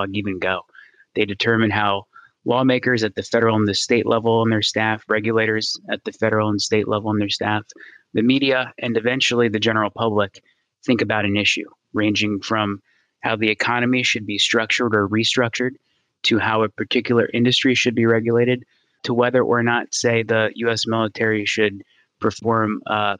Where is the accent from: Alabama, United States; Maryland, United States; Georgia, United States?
Maryland, United States; Gaithersburg; So I moved back to my hometown in Maryland, Gaithersburg in Montgomery County